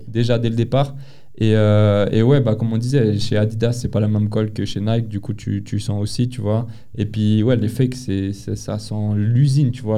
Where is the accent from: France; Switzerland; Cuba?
Switzerland; Geneva; on est de Genève